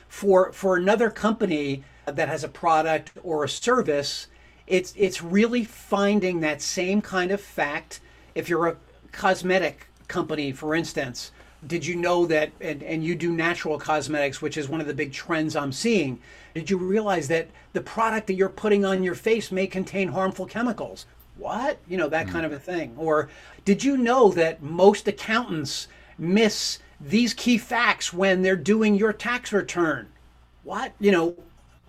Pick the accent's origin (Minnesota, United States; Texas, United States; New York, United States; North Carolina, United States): New York, United States; I'm from New York